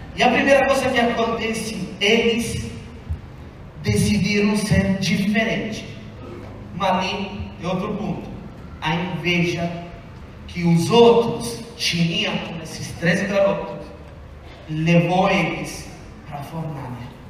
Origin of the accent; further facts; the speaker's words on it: Italy; accent: Italian; Portuguese is a second language; o meu sotaque italiano